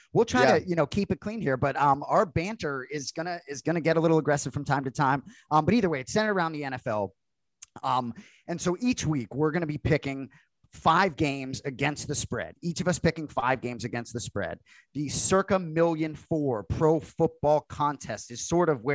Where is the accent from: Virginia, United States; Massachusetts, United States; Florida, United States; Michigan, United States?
Massachusetts, United States; Boston; we are from Boston